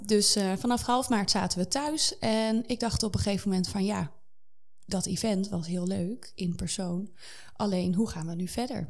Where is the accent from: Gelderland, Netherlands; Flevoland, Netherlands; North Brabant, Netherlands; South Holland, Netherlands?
Flevoland, Netherlands; Zeewolde; moved away as an adult; Ik ben eh, opgegroeid in een heel klein dorpje in Zeewolde